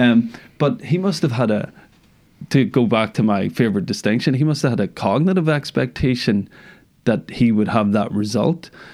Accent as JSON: {"language": "English", "region": "Northern Ireland", "country": "United Kingdom", "tie": "born or raised there", "said": "I'm from Northern Ireland, grew up here"}